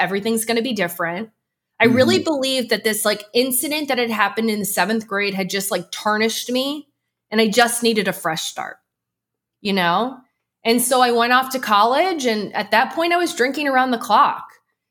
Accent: outside of Philadelphia, Pennsylvania, United States; I grew up outside of Philly

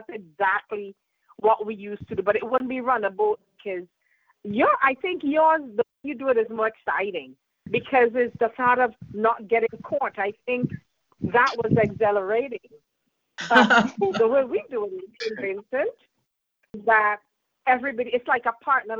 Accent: St. Vincent & Grenadines; we do that in St. Vincent as well

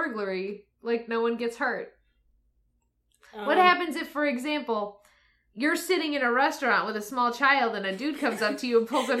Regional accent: Michigan, United States; I'm from Michigan.

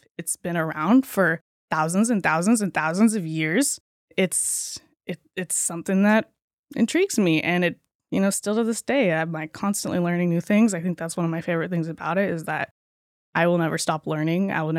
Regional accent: California, United States; But I was raised here in Humboldt County. … my parents have owned Lima's Pharmacy for the last 25, 30 years.

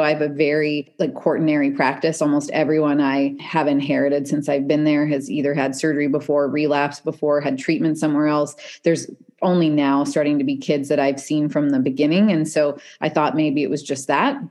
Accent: Canada; moved away; also born or lived in Seattle

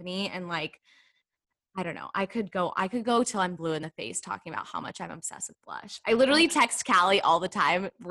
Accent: Texas, United States; I'm from the South, I'm from Texas

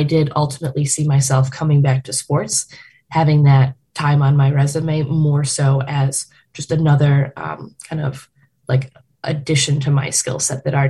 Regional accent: Chicago, Illinois, United States; being a Chicagoan

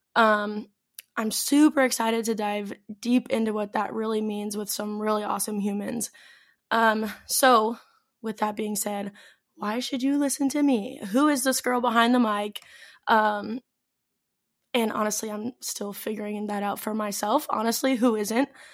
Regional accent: St. Louis, Missouri, United States; moved away as an adult; also born or lived in Athens, Greece / Mykonos, Greece; now in Greece; I am from Saint Louis

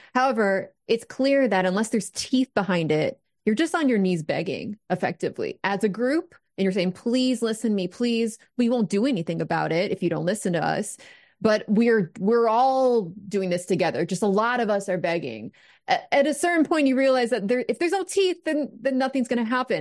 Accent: United States; an American

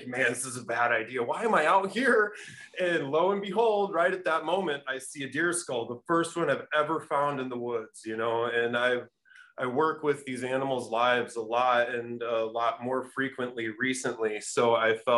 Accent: Cedar Rapids, Iowa, United States; I'm from this place called Cedar Rapids, Iowa

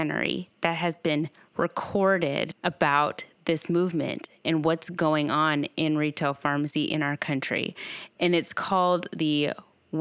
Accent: Owensboro, Kentucky, United States; works in her independent family-owned pharmacy in my hometown, Owensboro, Kentucky.

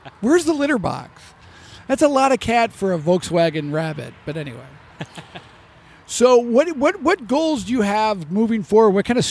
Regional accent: Chicago, Illinois, United States; I came from Chicago.

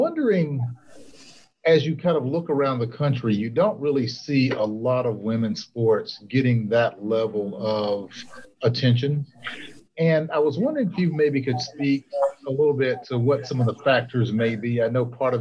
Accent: South Carolina, United States; I'm from South Carolina.

